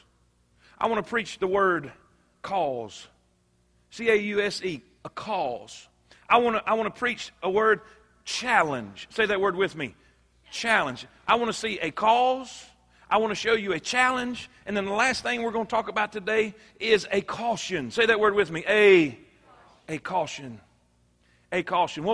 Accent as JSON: {"language": "English", "country": "United States", "tie": "born or raised there", "said": "growing up in America"}